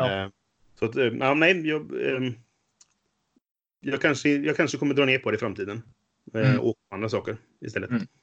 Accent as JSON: {"language": "Swedish", "town": "Trollhättan", "region": "Västra Götaland", "country": "Sweden", "moved": "yes", "said": "jag kom från Trollhättan från början, så mitt gamla Trollhätte-spelgäng"}